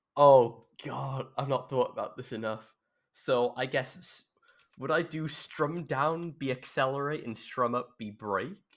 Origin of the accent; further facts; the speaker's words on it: South Wales, United Kingdom; I'm from South Wales